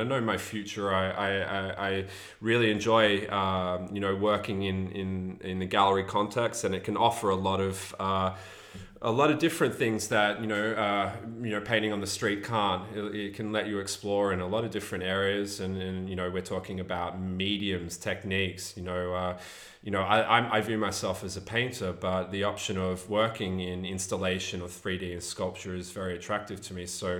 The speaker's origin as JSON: {"language": "English", "region": "England", "country": "United Kingdom", "tie": "born there", "said": "And, you know, I was born in England, so I was lucky enough to have a British passport."}